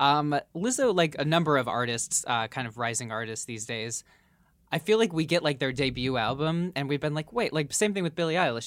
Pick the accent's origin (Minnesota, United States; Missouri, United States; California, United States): Minnesota, United States; Minneapolis; my hometown of Minneapolis